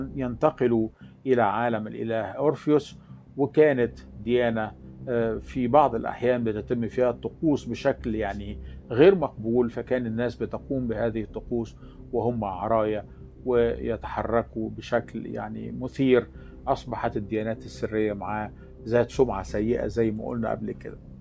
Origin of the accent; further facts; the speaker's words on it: Alexandria Governorate, Egypt; عندنا في الإسكندرية